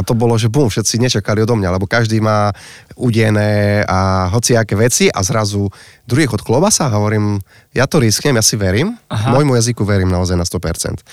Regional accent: Slovakia; ja pochádzam z Pisknovej

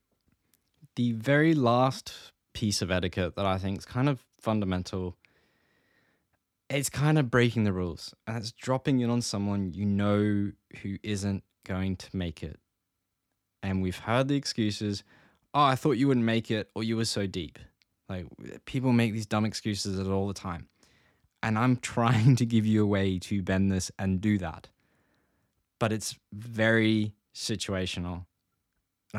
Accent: Gold Coast, Queensland, Australia; I grew up in the Gold Coast

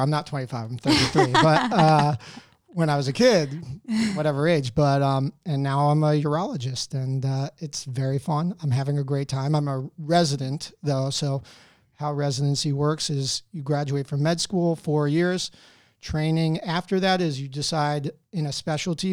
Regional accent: Wayne, New Jersey, United States; moved away as an adult; So, I grew up fro, um, in Wayne, New Jersey. Um, I was there until high school. Well, I graduated from high school there

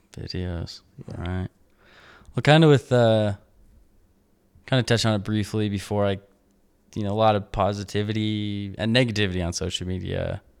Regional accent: Idaho, United States; now in Utah, United States; I grew up in Idaho

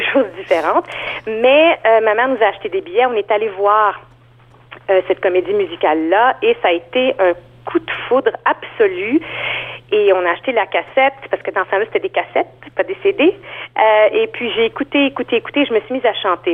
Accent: Montreal, Quebec, Canada; moved away as an adult; now in Toronto, Canada; je viens de Montréal en fait. Ça fait cinq ans que je vis à Toronto

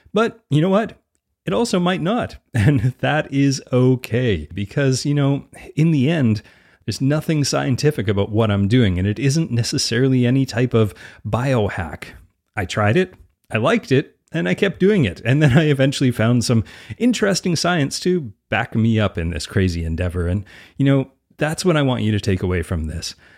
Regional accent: Edmonton, Alberta, Canada; I grew up playing outside in Edmonton, Alberta all year round

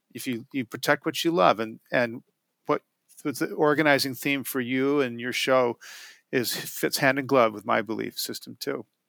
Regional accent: Portland, Oregon, United States; I live in Portland, uh, and when we, when, when Pete Sovrell, who created the Wild Salmon Center, and I teamed up as their first employee, we had the, you know, Pete was okay letting me build the organization from Portland

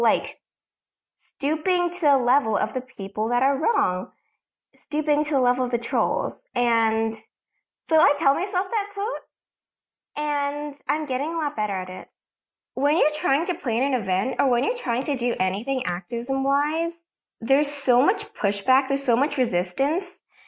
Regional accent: Massachusetts, United States; I'm from Massachusetts

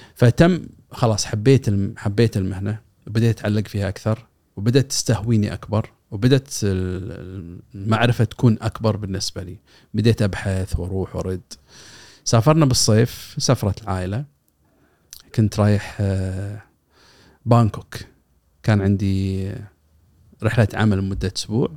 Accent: Kuwait; عندنا بالكويت

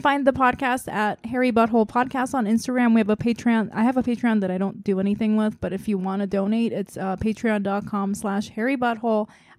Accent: Jeju, South Korea; English is a second language; So I always like, because when I was born in Korea, I didn't speak English until I was like six.

